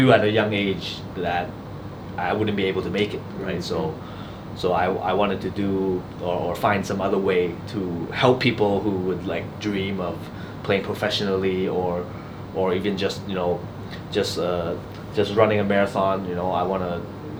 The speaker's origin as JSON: {"language": "English", "country": "Canada", "tie": "born or raised there", "also_born_or_lived": "Australia", "moved": "yes", "said": "I grew up in Canada"}